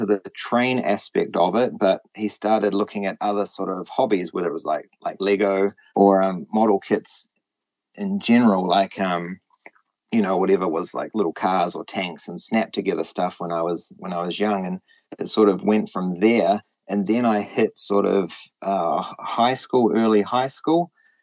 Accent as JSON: {"language": "English", "country": "New Zealand", "also_born_or_lived": "Japan", "said": "I'm just a Kiwi. I'm referred to as a Kiwi"}